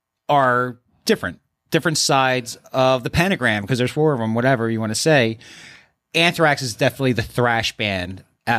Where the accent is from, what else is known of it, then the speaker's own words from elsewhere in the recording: Philadelphia, Pennsylvania, United States; especially growing up in South Philly, going back to that.